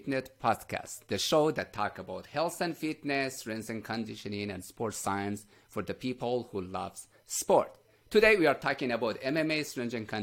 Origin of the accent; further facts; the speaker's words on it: Iran; I'm from Iran